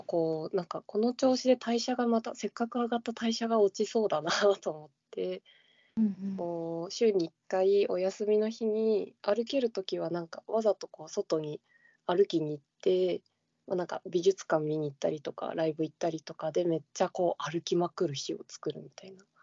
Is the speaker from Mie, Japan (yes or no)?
no; Shizuoka, Japan; 地元が静岡の方なので